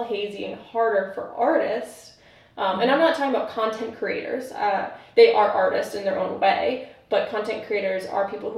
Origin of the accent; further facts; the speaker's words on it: East Coast, United States; now in Chicago, United States; I grew up in the East Coast originally